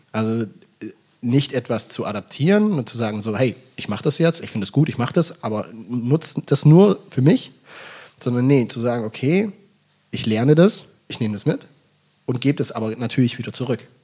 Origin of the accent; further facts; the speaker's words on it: Bad Waldsee, Baden-Württemberg, Germany; moved away as an adult; now in Hamburg, Germany; Ich komme ja aus dem Schwabenland, ich komme aus Baden-Württemberg